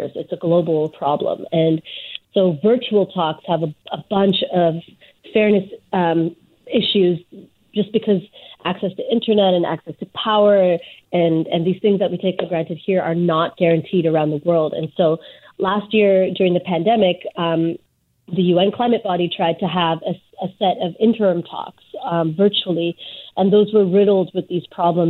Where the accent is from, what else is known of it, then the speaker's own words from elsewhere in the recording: British Columbia, Canada; as British Columbians specifically, we have, you know, we have our own forest to point